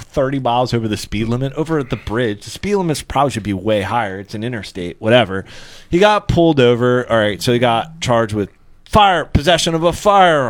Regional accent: Pennsylvania, United States; now in Dundalk, United States; I'm from Pennsylvania

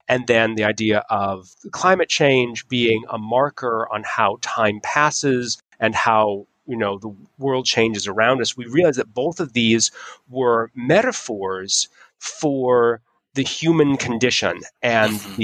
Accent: Utah, United States; moved away; I was from I was from Utah

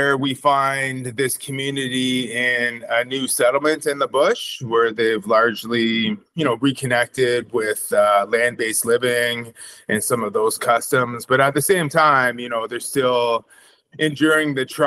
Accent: Wasauksing First Nation, Georgian Bay, Ontario, Canada; now in Sudbury, Canada; I'm originally from Wasauksing First Nation on Georgian Bay.

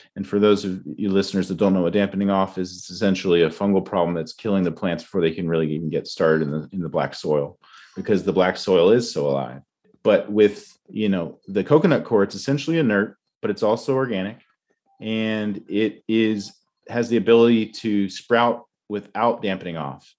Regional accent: Tidewater region of Virginia, United States; moved away; I grew up in Tidewater region of Virginia

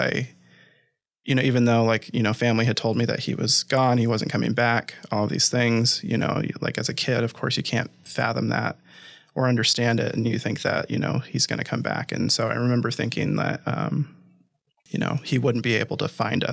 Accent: Des Moines, Iowa, United States; also born or lived in Hinton, Iowa / Ames, Iowa; I grew up in the Midwest. I was born and raised in Des Moines, Iowa.

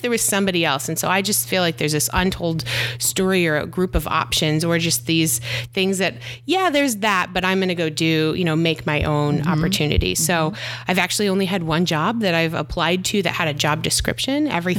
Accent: Michigan, United States; also born or lived in Virginia Beach / San Diego; now in Austin, United States; So I am originally from Michigan and I feel like I've moved all over. I've lived in Virginia Beach, San Diego, always lived by water. Recently I've moved to Austin.

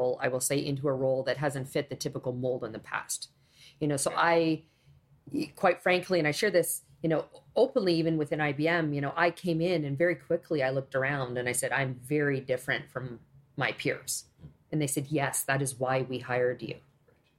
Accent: Canada; I was born in Canada

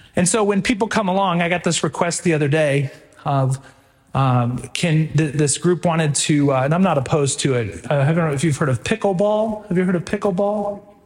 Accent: Texas, United States; now in Stillwater, Oklahoma, United States; I came from Texas

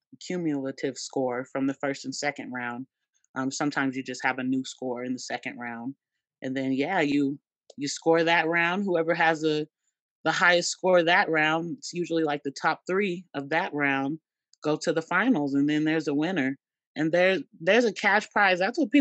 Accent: East St. Louis, Illinois, United States; I'm from East St. Louis. So I'm like, okay, we got to show out a little bit, y'all. These are my stomping grounds.

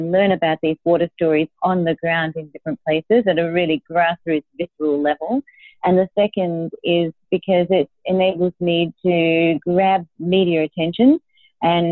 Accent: Australia; I grew up in Australia. My dad was Italian and my mum was Australian.

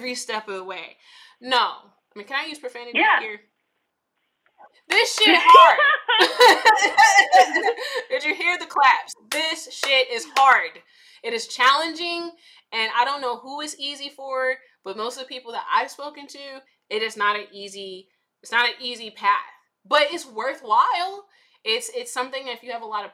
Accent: Chicago, Illinois, United States; I'm from the South Side of Chicago, and you know, I am, you know, I grew up in like the 90s, early 2000s.

